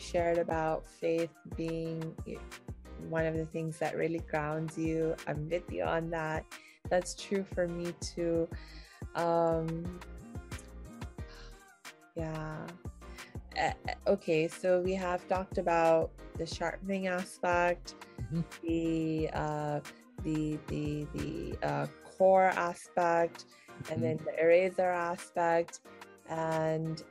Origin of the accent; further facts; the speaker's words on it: India; I'm Indian